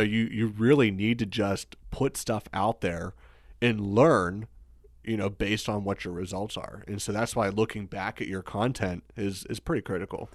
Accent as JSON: {"language": "English", "region": "Pennsylvania", "country": "United States", "tie": "born or raised there", "also_born_or_lived": "Pittsburgh", "moved": "as an adult", "said": "move back to my hometown"}